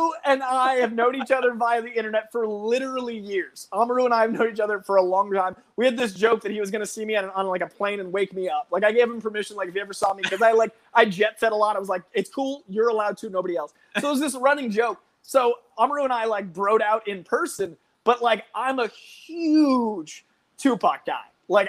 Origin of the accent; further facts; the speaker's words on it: East Coast, United States; I'm from the East Coast.